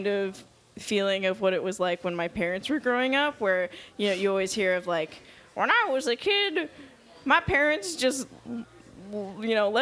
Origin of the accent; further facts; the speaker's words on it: Ukiah, California, United States; moved away as an adult; also born or lived in Idaho Falls, Idaho; now in Santa Cruz, United States; I grew up in kind of a smallish town called Ukiah, California